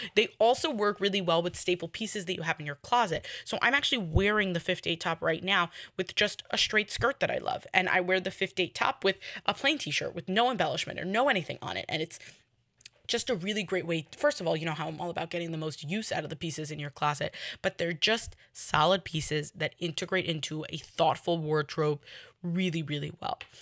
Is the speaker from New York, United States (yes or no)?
yes; New York City, New York, United States; I'm in Kew Garden Hills